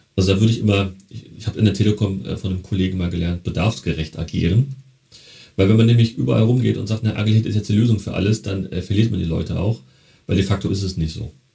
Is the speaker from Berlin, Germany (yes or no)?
yes; Berlin, Germany; Ich komme ja ursprünglich aus Berlin, Neukölln